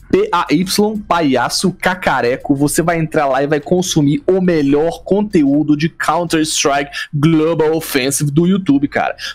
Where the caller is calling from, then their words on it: Recife, Pernambuco, Brazil; eu sou aqui de Recife